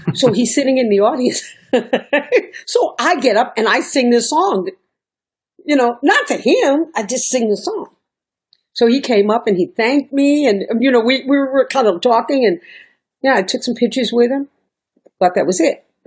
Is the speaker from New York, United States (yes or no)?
yes; New York, United States; moved away as an adult; also born or lived in Miami; I'm a New Yorker at this time. I'm still New York